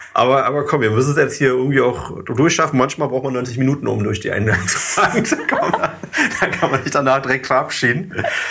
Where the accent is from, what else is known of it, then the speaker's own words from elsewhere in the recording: East Germany, Germany; die Menschen aus dem Osten, also sogar ich